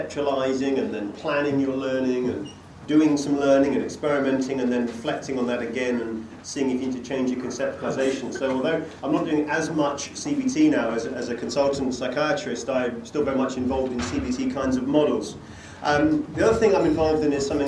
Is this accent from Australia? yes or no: no; England, United Kingdom; moved away as an adult; also born or lived in Bradford; now in Scotland, United Kingdom; I'm an Englishman who lives in Scotland